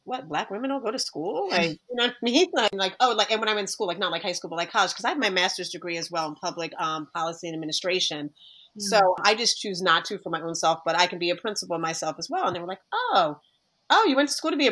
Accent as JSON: {"language": "English", "town": "Delran", "region": "New Jersey", "country": "United States", "tie": "born or raised there", "said": "I grew up in Del Ram, which was a predominantly white people"}